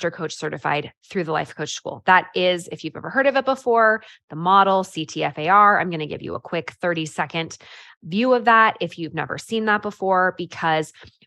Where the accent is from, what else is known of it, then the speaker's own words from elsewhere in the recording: California, United States; also born or lived in Idaho; now in Utah, United States; I grew up in California and I now live in Utah